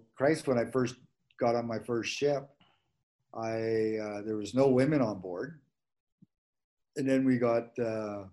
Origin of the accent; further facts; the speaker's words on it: Manitoba, Canada; moved away; I was from Manitoba.